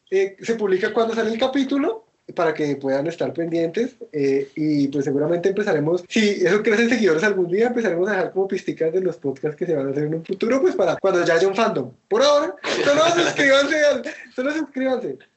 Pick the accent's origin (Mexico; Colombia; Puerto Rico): Colombia; yo soy colombiano y puedo ser racista, soy latino.